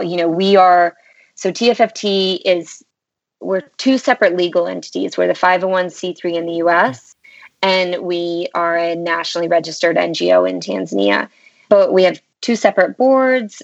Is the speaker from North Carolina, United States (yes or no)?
yes; North Carolina, United States; also born or lived in St Andrews, Scotland; I'm from North Carolina. I was um, raised here and actually currently reside in North Carolina